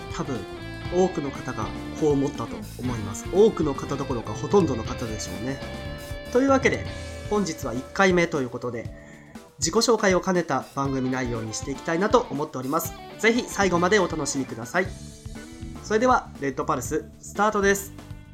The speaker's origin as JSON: {"language": "Japanese", "region": "Kansai", "country": "Japan", "tie": "born or raised there", "accent": "Kansai dialect", "said": "もう幼少期はずっと関西で過ごしてきました"}